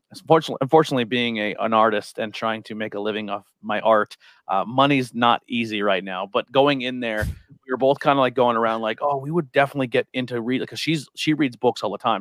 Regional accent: Shenandoah, Pennsylvania, United States; also born or lived in Mahanoy City; I grew up in Monte City and Shenandoah

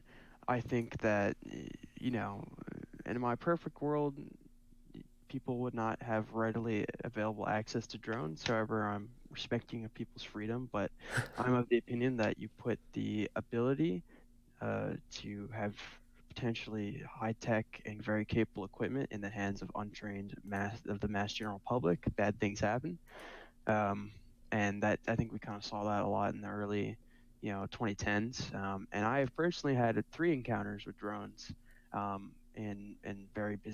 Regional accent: Southern California, United States; We're from SoCal

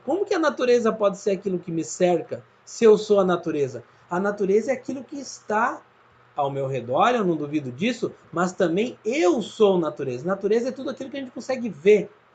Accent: Rio Grande do Sul, Brazil; now in Santa Catarina, Brazil; Eu sou gaúcho, eu moro em Santa Catarina

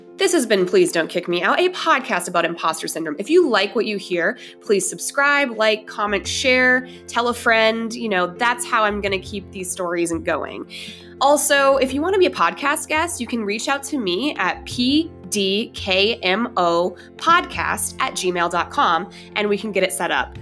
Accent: Denver, Colorado, United States; We are both from Denver.

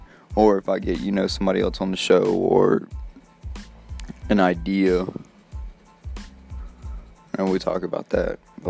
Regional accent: Slidell, Louisiana, United States; born there; now in Mississippi, United States; Really, I was born in Slidell, Louisiana, 1994. And my birthday's in December. I currently live in Mississippi

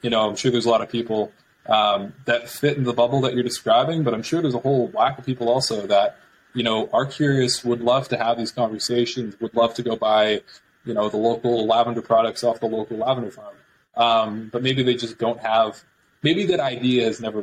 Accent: Mississauga, Ontario, Canada; I grew up in Mississauga since I was born

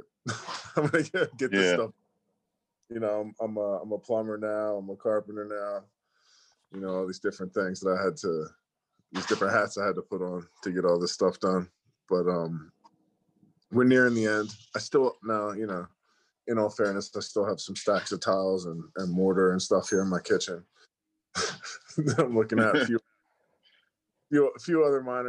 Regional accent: Chester, Pennsylvania, United States; also born or lived in Upper Darby, Pennsylvania; I grew up in like Upper Darby area. Well, actually I grew up in Chester first.

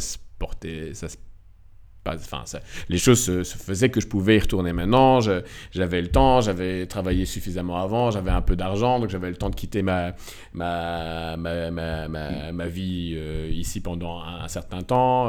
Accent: Belgium; also born or lived in Morocco; j'ai quitté la Belgique

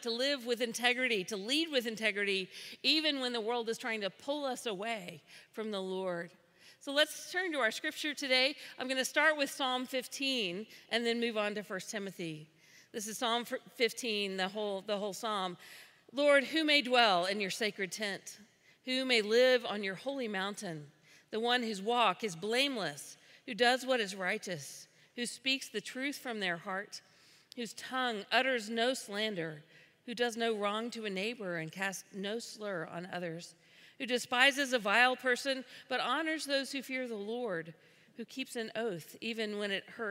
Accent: the South, United States; I'm from the South

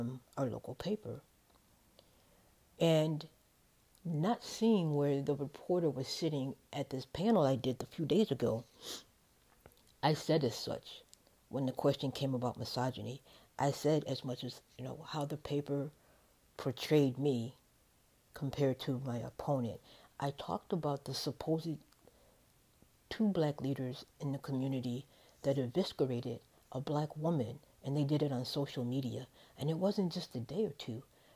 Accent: Chicago, Illinois, United States; moved away; if we come from Chicago

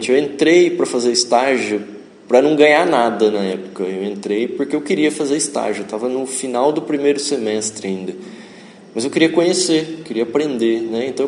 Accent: Tupã, São Paulo, Brazil; moved away as an adult; now in Ourinhos, Brazil; eu vim de Tupã para cá, minha família é de lá, ainda moram lá. E eu vim em 2000 para cá para estudar na FATEC.

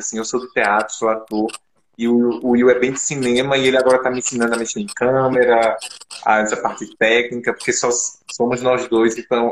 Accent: Arcoverde, Pernambuco, Brazil; Sou do interior de, de Arco Verde, sertão

